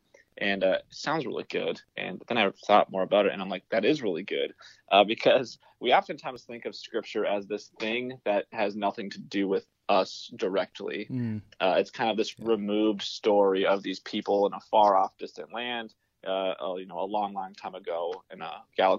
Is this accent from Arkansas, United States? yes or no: no; Minnesota, United States; as a Minnesotan